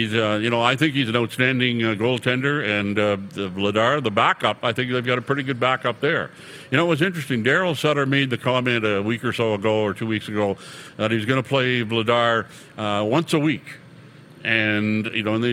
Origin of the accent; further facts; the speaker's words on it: New Brunswick, Canada; moved away; I'm from New Brunswick